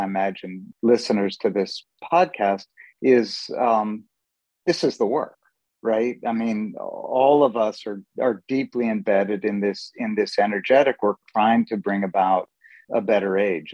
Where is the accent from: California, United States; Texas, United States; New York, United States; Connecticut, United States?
California, United States; San Francisco; also born or lived in Middle East; I grew up in San Francisco and spent a lot of time in the Middle East